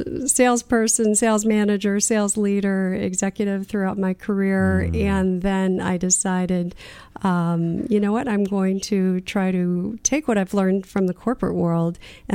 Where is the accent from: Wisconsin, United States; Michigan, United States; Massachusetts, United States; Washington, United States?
Michigan, United States; where I grew up in Michigan